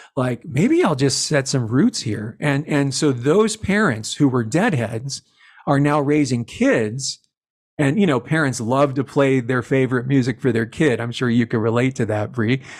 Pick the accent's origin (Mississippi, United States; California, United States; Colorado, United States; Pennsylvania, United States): Colorado, United States; Longmont; also born or lived in Boulder; I grew up in Longmont